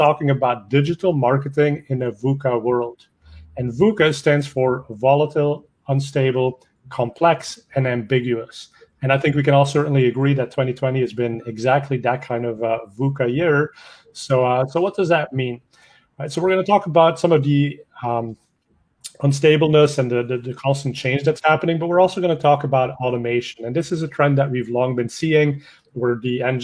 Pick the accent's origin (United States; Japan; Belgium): Belgium; I speak a little bit of French because I'm Belgian